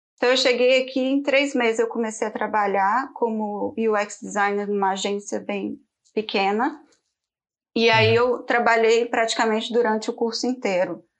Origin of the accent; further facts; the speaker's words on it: Belo Horizonte, Minas Gerais, Brazil; moved away as an adult; also born or lived in Campinas / São Paulo; now in London, United Kingdom; eu sou de Belo Horizonte, mas eu morei 10 anos da minha vida no estado de São Paulo